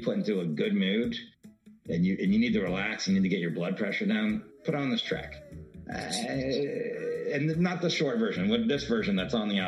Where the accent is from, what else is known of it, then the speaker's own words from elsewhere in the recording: Miami, Florida, United States; now in Los Angeles, United States; Growing up in Miami